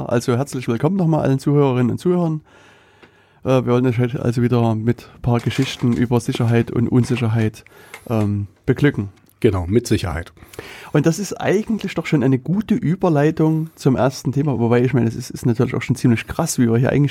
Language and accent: German; Saxony, Germany; accent: Saxon; dass ich äh, kein Thüringer Dialekt habe, sondern